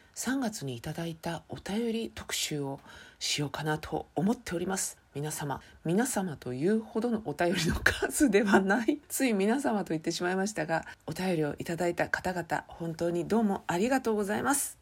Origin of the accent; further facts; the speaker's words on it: Chiba, Japan; 地元千葉県